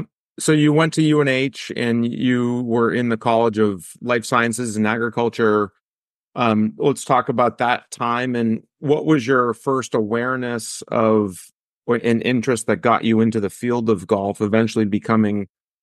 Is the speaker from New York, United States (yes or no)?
no; New Hampshire, United States; I'm an avid amateur golfer in New Hampshire.